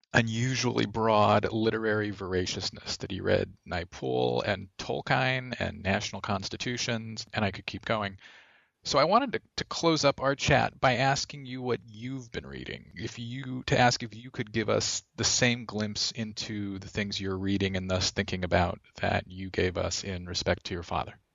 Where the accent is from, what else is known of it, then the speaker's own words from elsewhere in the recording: United States; As an American